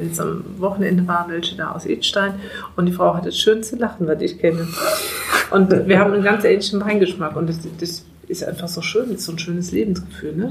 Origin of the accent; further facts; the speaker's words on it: Eifel, near Mayen, Rhineland-Palatinate, Germany; moved away as an adult; now in Moselle, Germany; ich komme aus der Eifel, aus der Nähe von Main